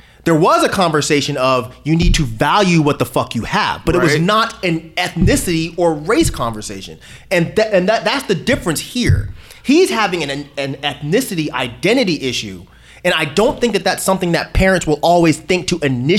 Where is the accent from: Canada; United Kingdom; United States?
United States; California; when I was younger, growing up in California, we had a little bit of money.